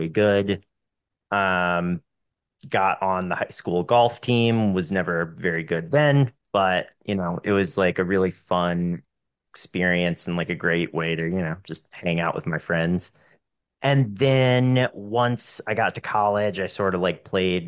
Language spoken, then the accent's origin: English; Western North Carolina, United States; moved away as an adult; I moved back to where I grew up in Western North Carolina.